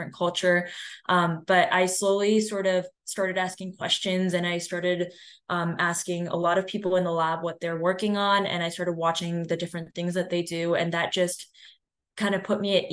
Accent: Cleveland, Ohio, United States; I'm from Cleveland, Ohio

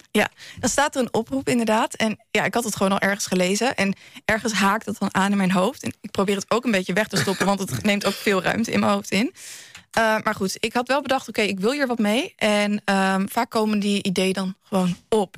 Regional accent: Ede, Gelderland, Netherlands; ik ben zelf opgegroeid in Ede

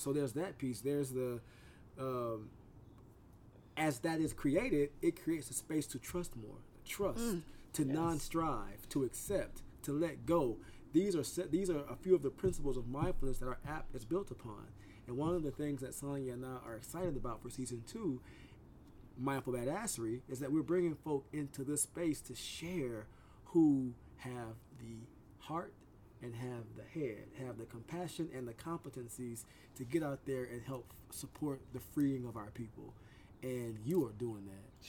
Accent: the South, United States; I'm from the South

